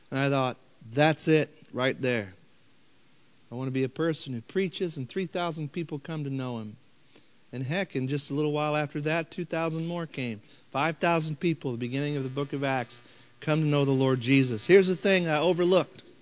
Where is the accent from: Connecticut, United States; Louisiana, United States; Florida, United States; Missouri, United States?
Missouri, United States; St. Louis; I come from St. Louis.